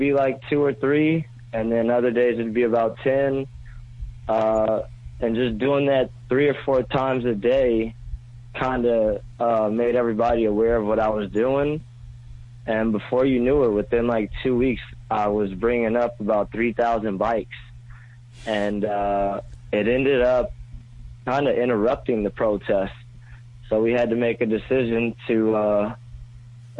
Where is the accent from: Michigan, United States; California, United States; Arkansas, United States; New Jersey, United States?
California, United States; Los Angeles; now in New York, United States; I'm from Los Angeles